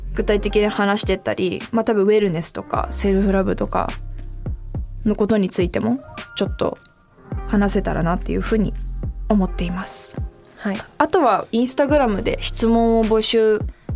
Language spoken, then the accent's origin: Japanese; Tokyo, Japan; 私それこそ日本東京で生まれて東京で育ってる